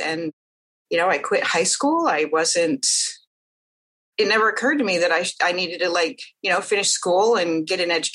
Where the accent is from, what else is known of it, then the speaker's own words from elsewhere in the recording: Midwest, United States; I grew up in the Midwest